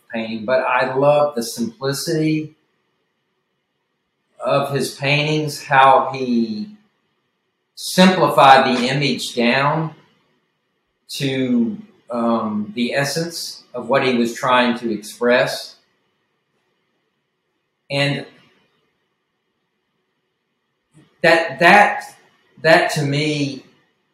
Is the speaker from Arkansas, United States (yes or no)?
yes; Little Rock, Arkansas, United States; accent: southern; I was born in Little Rock and was pretty much raised there